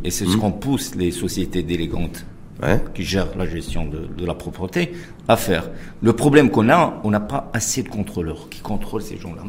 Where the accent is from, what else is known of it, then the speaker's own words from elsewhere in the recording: Casablanca, Casablanca-Settat, Morocco; nous, on est des Casablancais